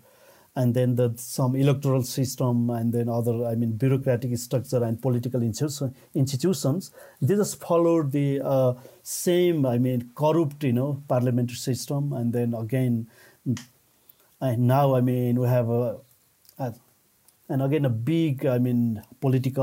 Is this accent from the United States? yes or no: no; Nepal; I'm from Nepal